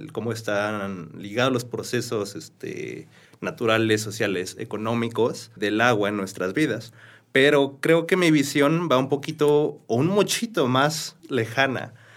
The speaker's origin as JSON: {"language": "Spanish", "region": "Querétaro", "country": "Mexico", "tie": "born or raised there", "said": "yo soy queretano, yo nací en Querétaro, tengo muy bellas memorias eh, en Querétaro"}